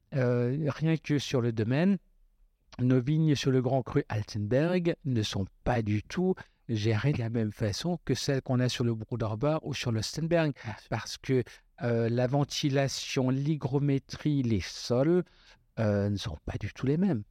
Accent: Westhoffen, Grand Est, France; chez nous à Westphalen

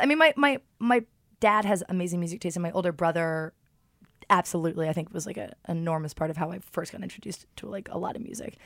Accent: London, United Kingdom; also born or lived in Martha's Vineyard; I'm born and raised in London

